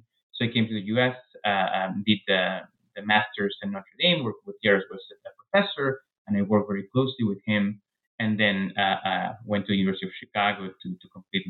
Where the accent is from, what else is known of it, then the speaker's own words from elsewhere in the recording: Peru; English is a second language; moved away as an adult; now in United States; I was born in Peru, raised in Peru, and I really stayed in Peru until I was 26 or so when I came to the U.S. for grad school.